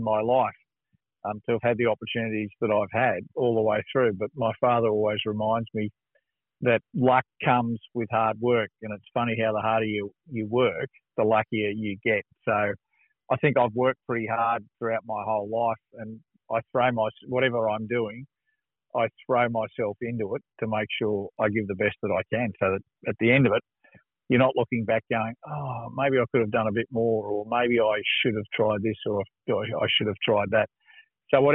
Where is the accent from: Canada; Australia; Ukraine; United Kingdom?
Australia; Sydney, New South Wales; I grew up in Eastwood, which is sort of northwest Sydney